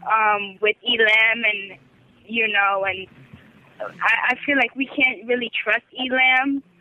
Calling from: Brooklyn, New York, United States; I'm calling from New York, Brooklyn.

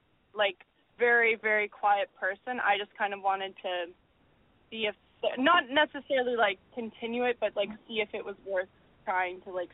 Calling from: Vancouver, British Columbia, Canada; I'm 22. I'm calling from Vancouver.

